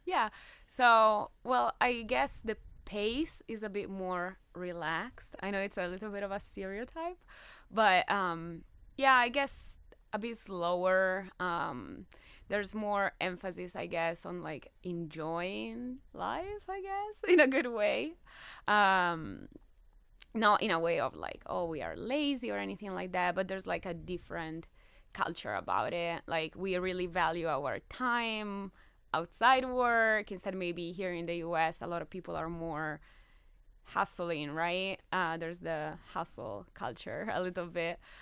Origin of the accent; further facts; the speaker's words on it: near Milan, Lombardy, Italy; now in Fort Wayne, United States; I was born in Italy, uh, in a town very close to Milan.